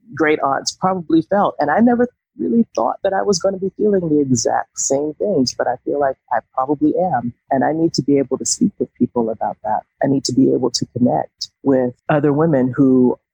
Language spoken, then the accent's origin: English; Atlanta, Georgia, United States; moved away as an adult; now in Southwest Virginia, United States; I am from Atlanta, Georgia. I currently live in Southwest Virginia, and I've been here for almost 5 years now